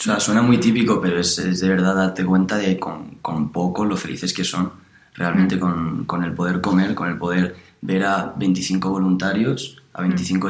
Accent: Alicante, Valencian Community, Spain; moved away as an adult; now in Madrid, Spain; yo soy de Alicante, eh, estoy estudiando en Madrid

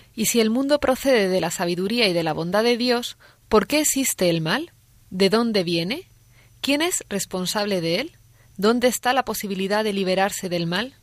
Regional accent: Toledo, Castilla-La Mancha, Spain; also born or lived in Madrid; soy de Toledo, pero estoy trabajando en Madrid

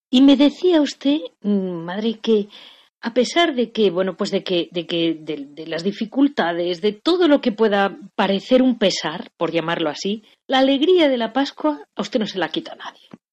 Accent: Catalonia, Spain; mi pueblo catalán

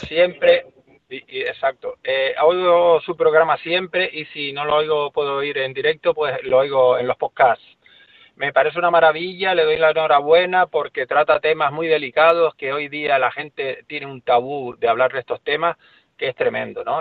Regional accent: Las Palmas de Gran Canaria, Canary Islands, Spain; Yo soy de Las Palmas de Gran Canaria, no de un pueblito, sino del, de una capital de las más importantes de España

